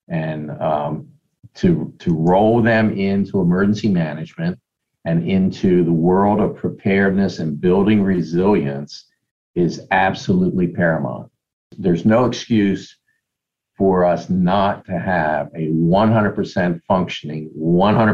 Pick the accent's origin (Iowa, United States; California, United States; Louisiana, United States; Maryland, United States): Maryland, United States; Elkton; I grew up in Cecil County. It was the town of Elkton